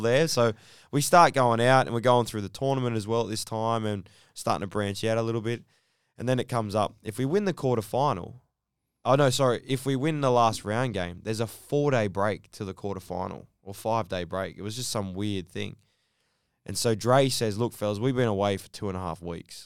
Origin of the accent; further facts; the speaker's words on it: Sydney, New South Wales, Australia; Sydney. So, uh, born and raised in Bankstown